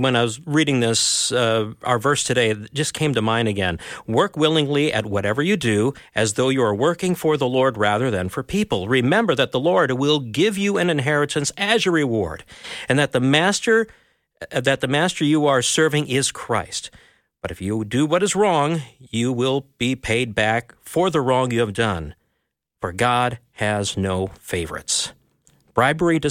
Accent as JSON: {"language": "English", "region": "Minnesota", "country": "United States", "said": "I'm a Minnesotan, which is kind of a colder northern part of the U.S."}